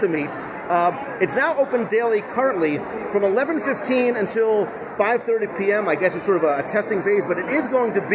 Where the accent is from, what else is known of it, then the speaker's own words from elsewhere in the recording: New Jersey, United States; I'm Italian. I come from Jersey